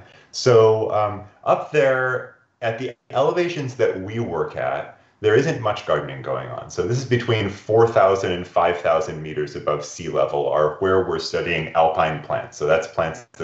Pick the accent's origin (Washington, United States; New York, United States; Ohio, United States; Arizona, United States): Washington, United States; Olympic Peninsula; I grew up in mountains on the Olympic Peninsula in the northwest corner of Washington State